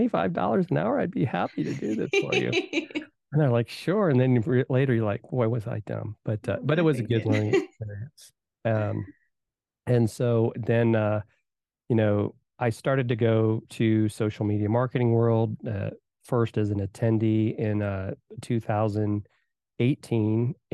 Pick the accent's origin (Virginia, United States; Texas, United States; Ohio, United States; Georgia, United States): Virginia, United States; also born or lived in Indiana; And so I was born in Indiana. They moved to Virginia, grew up there, played, soccer.